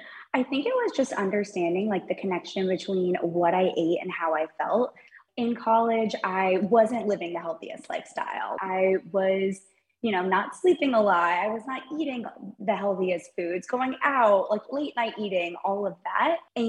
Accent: Sarasota, Florida, United States; So I grew up in Sarasota, Florida.

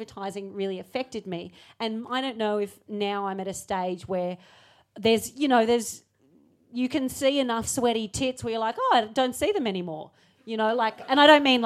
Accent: Australia; I'm Australian

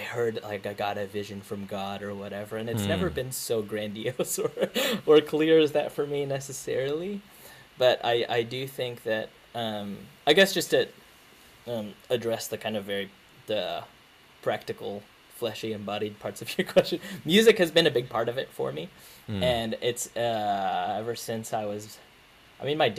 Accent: Philippines; I'm Filipino

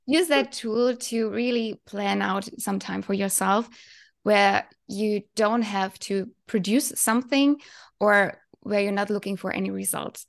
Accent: Germany; from Germany

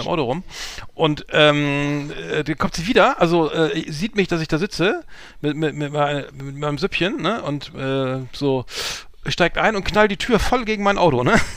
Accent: Germany; deutsch wie ich bin

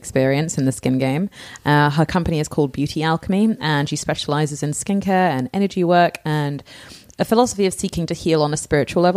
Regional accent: England, United Kingdom; moved away; I'm from England

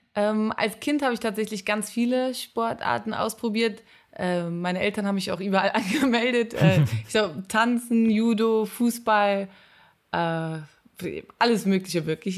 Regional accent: Cologne, North Rhine-Westphalia, Germany; ich komme aus Köln

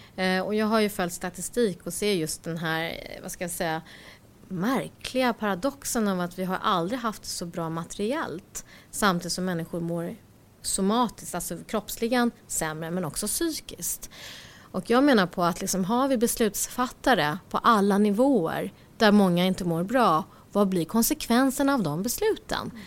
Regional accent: Stockholm, Stockholm County, Sweden; jag föddes i Rinkeby

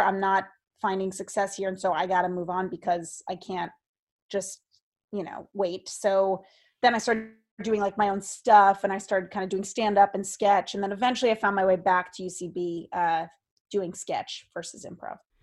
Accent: Seekonk, Massachusetts, United States; I grew up in Seekonk, Massachusetts, which is like, um, closer to Rhode Island than Boston.

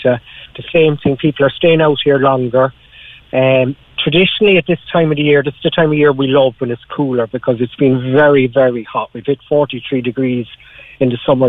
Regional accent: Ireland; moved away as an adult; I got out of Ireland 5.5 years ago, nearly 6 years ago

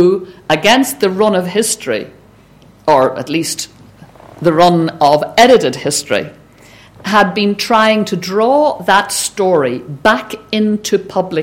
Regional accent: Belfast, Northern Ireland, United Kingdom; When I grew up in Belfast

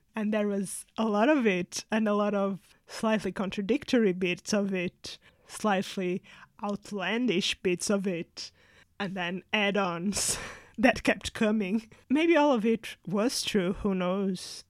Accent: Portugal; moved away as an adult; now in United Kingdom; growing up in Portugal

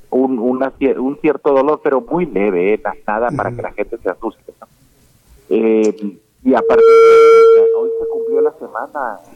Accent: Mexico; conociendo cómo es el sentimiento de mis compatriotas mexicanos

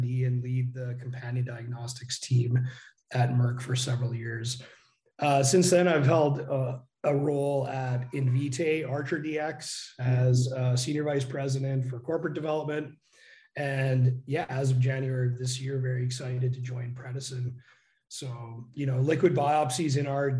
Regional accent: Canada; accent: Canadian; moved away; also born or lived in Calgary, Canada / Dresden, Germany; So you might hear my Canadian accent come through.

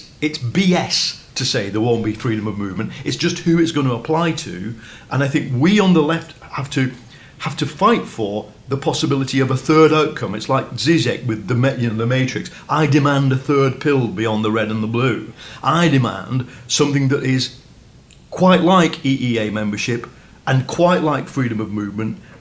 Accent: England, United Kingdom; I find myself as an English person

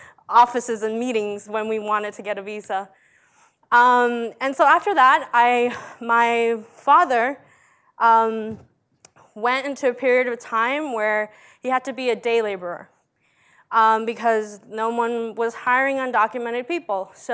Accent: Montgomery County, Maryland, United States; English is a second language; also born or lived in El Salvador; I come from Maryland in Montgomery County

